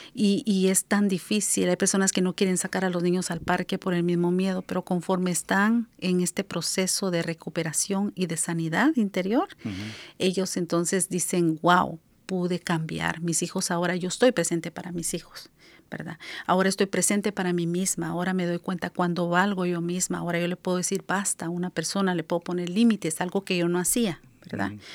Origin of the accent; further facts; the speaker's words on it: Guatemala; moved away as an adult; now in Seattle, United States; en mi país, soy de Guatemala